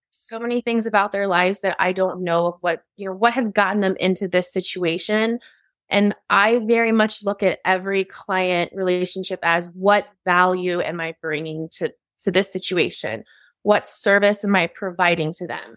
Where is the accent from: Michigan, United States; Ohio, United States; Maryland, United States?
Ohio, United States; moved away as an adult; also born or lived in California; now in Arizona, United States; I was born in California, but then I moved to Ohio when I was really young, so I consider Ohio home